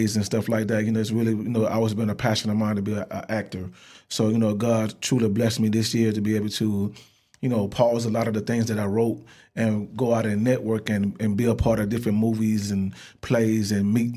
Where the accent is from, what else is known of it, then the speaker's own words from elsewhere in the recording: Florida, United States; I grew up in Florida